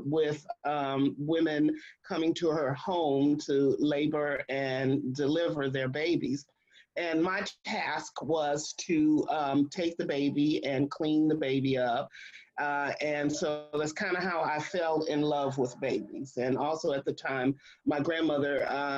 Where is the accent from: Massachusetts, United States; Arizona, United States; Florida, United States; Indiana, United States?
Indiana, United States; South Bend; moved away as an adult; also born or lived in Temple, Texas; now in Atlanta, United States; I was born and raised in South Bend, Indiana